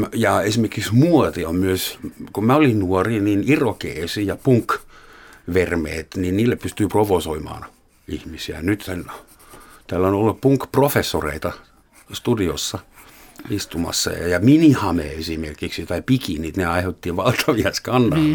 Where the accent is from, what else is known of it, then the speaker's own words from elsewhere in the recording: Southern Germany, Germany; moved away; meillä Etelä-Saksassa oli vielä 60-luvun loppupuolella täysin normaalia saada fyysisiä rangaistuksia omilta vanhemmilta